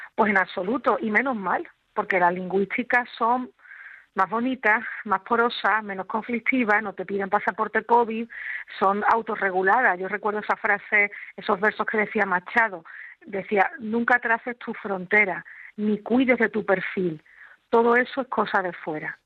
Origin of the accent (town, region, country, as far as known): Andalusia, Spain